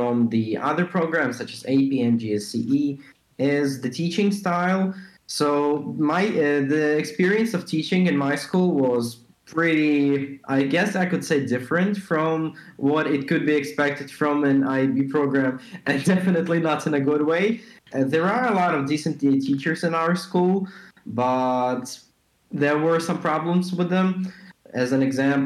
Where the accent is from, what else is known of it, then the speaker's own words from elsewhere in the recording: Poland; I'm an IB2 student from Poland.